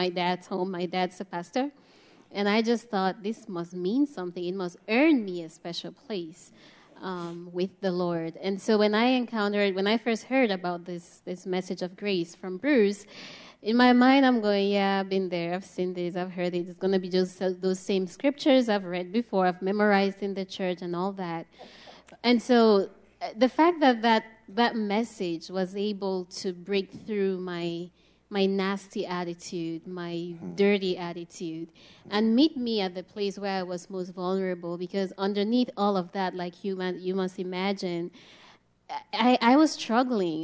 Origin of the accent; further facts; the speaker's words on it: Cameroon; as a kid growing up in Cameroon